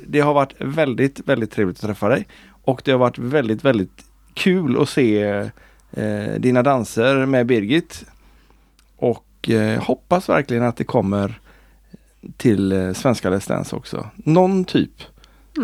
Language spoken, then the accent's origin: Swedish; Sweden; vi som är svenskar